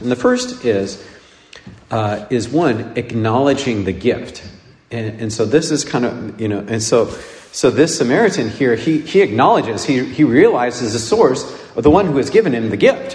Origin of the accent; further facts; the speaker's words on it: United States; In, in the United States, we tend to attach and pronounce the R and attach it to everything